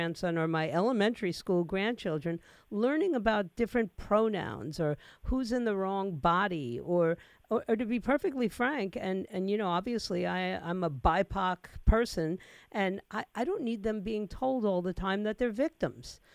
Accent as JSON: {"language": "English", "town": "New York City", "region": "New York", "country": "United States", "tie": "born or raised there", "moved": "as an adult", "lives_now": "Florida, United States", "said": "I grew up in New York City, and I was able to get into specialized schools. I went to the Bronx High School of Science"}